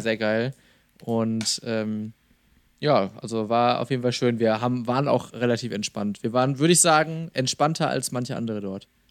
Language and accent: German; small town in central Westphalia, North Rhine-Westphalia, Germany; in einer noch kleineren mittelwestfälischen Stadt, meiner Heimatstadt.